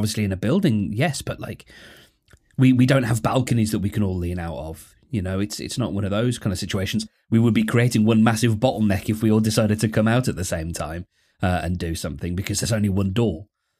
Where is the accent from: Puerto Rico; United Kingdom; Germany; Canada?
United Kingdom; I'm not proud of being British, but I sure am grateful for it.